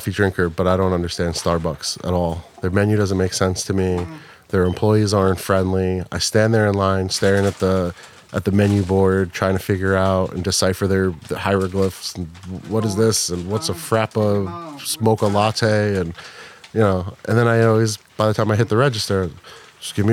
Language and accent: English; Wayne, New Jersey, United States; I grew up in Wayne